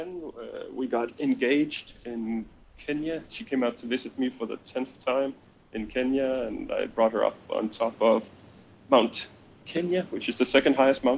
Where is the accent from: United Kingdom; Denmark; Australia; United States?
Denmark; first language Danish; English is a second language; I'm from Denmark. We speak Danish in my country, and English is my second language.